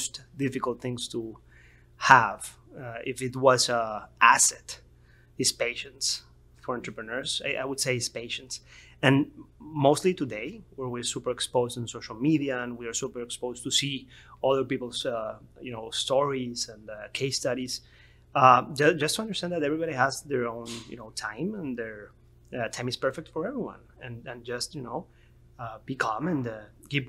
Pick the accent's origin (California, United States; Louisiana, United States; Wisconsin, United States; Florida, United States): Florida, United States; Miami; also born or lived in North Carolina; I'm from Miami.